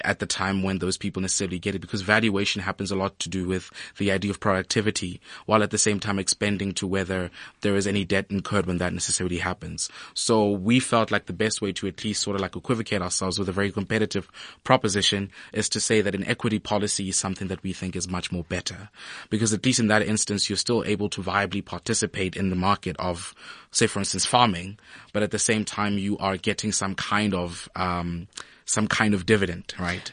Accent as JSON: {"language": "English", "region": "Free State", "country": "South Africa", "tie": "born or raised there", "said": "I was born and bred in the Free State"}